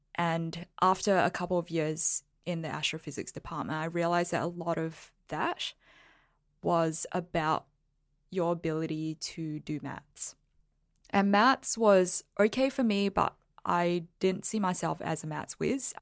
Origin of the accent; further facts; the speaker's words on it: Singapore; I was born in Singapore